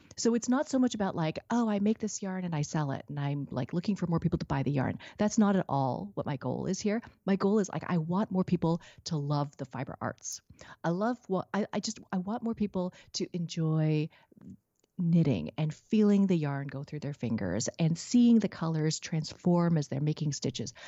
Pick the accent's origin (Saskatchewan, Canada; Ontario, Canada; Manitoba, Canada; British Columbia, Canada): British Columbia, Canada; Vancouver; now in Richmond, Canada; growing up in Vancouver.